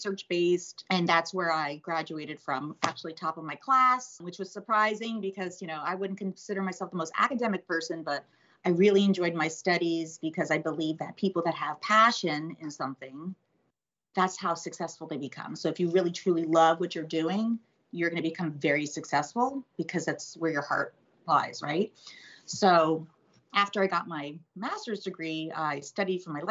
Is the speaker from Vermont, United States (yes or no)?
no; West Palm Beach, Florida, United States; also born or lived in New Jersey; I grew up in Florida. My family moved here when I was 2 years old